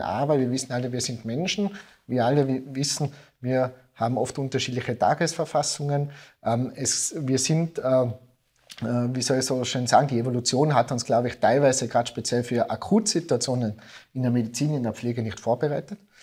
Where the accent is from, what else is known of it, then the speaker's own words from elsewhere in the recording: Innsbruck, Tyrol, Austria; ins schöne Innsbruck, äh, in meine Heimat